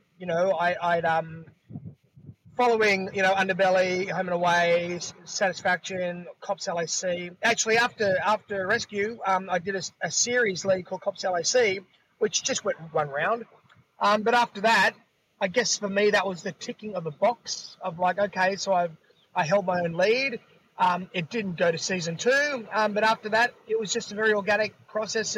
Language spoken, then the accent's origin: English; Sydney, New South Wales, Australia; also born or lived in Los Angeles; I'm born and raised in Bondi Beach